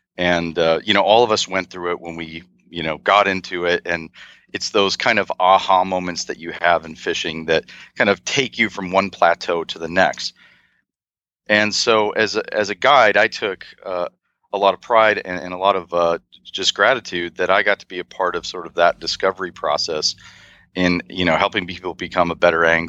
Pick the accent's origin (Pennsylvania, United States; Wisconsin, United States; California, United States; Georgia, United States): Wisconsin, United States; Milwaukee; I grew up in the Midwest, just outside of Milwaukee, Wisconsin.